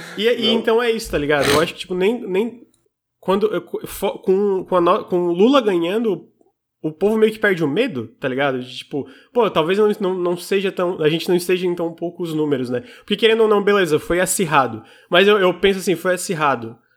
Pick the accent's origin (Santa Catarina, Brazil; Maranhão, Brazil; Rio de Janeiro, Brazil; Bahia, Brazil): Santa Catarina, Brazil; Criciúma; Eu sou de Santa Catarina, especialmente Criciúma